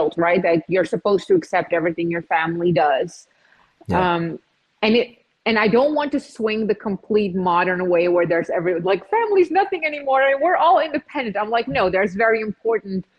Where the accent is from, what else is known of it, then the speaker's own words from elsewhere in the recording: Czechia; moved away; also born or lived in Netherlands; I'm from Czech Republic. I moved to the Netherlands, and then later on in my late teen years, I just traveled the world